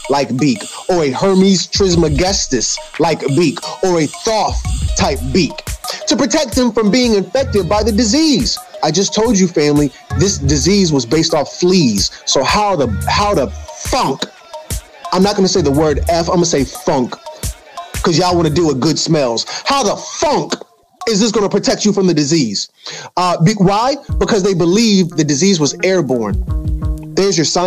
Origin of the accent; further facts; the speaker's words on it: the South, United States; I'm from the South. All my family from the South